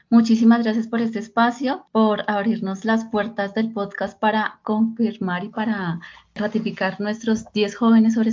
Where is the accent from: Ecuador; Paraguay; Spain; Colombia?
Colombia; historias de nuestros jóvenes colombianos y el impacto que están generando.